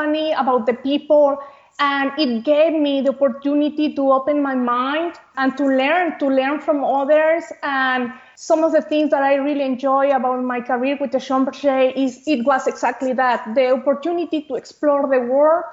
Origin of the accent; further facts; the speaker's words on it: Mexico; moved away as an adult; also born or lived in Nuevo León; now in Houston, United States; I was raised and born in Mexico. And when I was 24 years old, I actually left Mexico